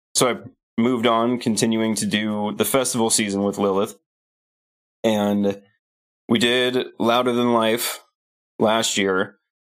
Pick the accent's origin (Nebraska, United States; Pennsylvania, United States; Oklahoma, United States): Nebraska, United States; Lincoln; moved away as an adult; also born or lived in Hollywood, California; I moved from Lincoln, Nebraska, where I'd lived my whole life, to Hollywood, California